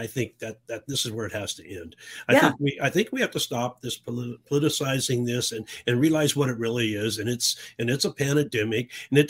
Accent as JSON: {"language": "English", "town": "Tucson", "region": "Arizona", "country": "United States", "tie": "born or raised there", "said": "You know, I did. I grew up in Tucson in the 60s. Back then, Arizona didn't have a pro team."}